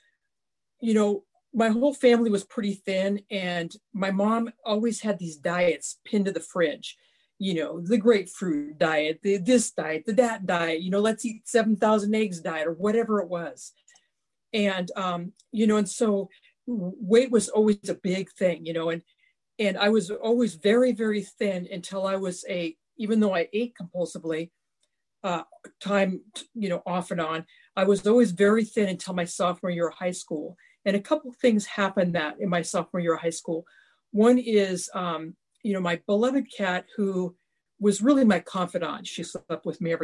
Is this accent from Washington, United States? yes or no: yes; Ritzville, Washington, United States; I grew up in Eastern Washington State in a small farming community that had about 1,800 people.